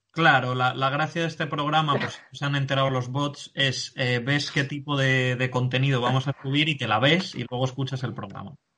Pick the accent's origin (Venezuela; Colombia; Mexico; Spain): Spain; de quienes somos españoles